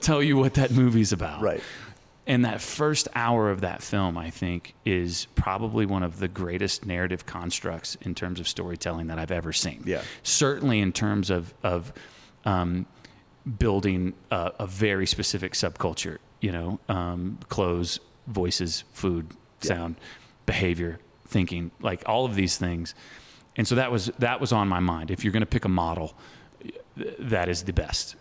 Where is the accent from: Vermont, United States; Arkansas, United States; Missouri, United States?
Arkansas, United States; Growing up in Arkansas